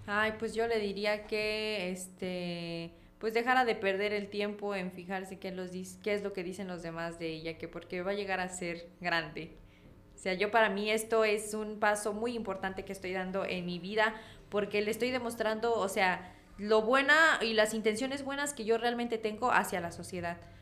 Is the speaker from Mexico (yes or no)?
yes; Comitán, Chiapas, Mexico; accent: Comitán voseo, cantadito; como realmente los comitecos hablamos, pero el cantadito lo tengo. O sea, ni cómo digan que no soy de acá